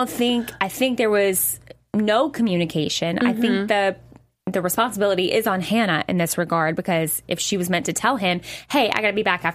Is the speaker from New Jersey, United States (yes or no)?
no; Nashville, Tennessee, United States; I'm a Southern girl. I grew up in the South. I'm, you know, born and bred Nashville